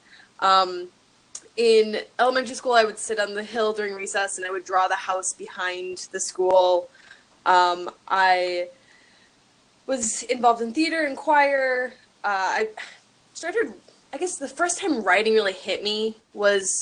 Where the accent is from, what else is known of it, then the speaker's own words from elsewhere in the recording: Minnetonka, Minnesota, United States; moved away as an adult; also born or lived in Fargo, North Dakota / Grand Forks, North Dakota; So I am originally from Twin Cities in Minnesota. I grew up in a suburb around there. Grew up in the same house my entire life